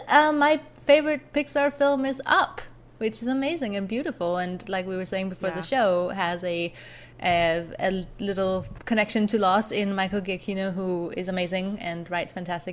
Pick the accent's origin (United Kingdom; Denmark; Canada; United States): Denmark; I am from Denmark